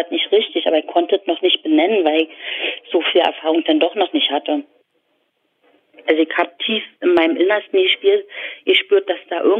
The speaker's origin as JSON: {"language": "German", "region": "East Germany", "country": "Germany", "tie": "born or raised there", "said": "also das ist mein Bild von der DDR, dass die Häuser grau"}